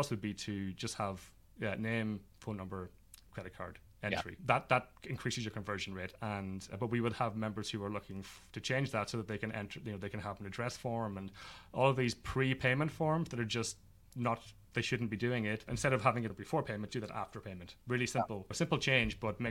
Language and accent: English; Ireland; also born or lived in Manhattan, New York; now in New York, United States; I'm located in Manhattan, in New York, in the East Village, originally from Ireland